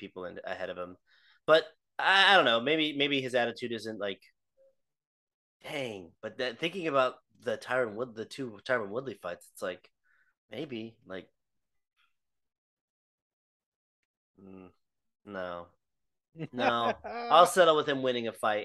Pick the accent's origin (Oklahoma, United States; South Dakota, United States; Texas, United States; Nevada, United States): Texas, United States; Fort Worth; my hometown, from Fort Worth